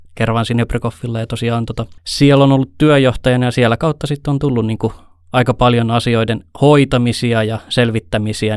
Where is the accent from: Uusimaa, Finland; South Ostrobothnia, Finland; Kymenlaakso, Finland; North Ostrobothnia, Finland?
South Ostrobothnia, Finland; Ylihärmä; also born or lived in Helsinki / Eastern Finland; kahdeksanvuotiaasta lähtien ollut Pohjanmaalla, Etelä-Pohjanmaalla Ylihärmässä